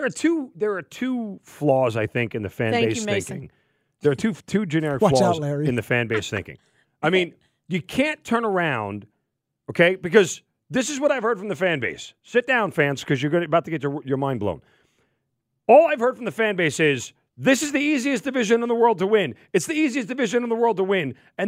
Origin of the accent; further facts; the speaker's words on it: Northeast, United States; now in Atlanta, United States; I'm from the Northeast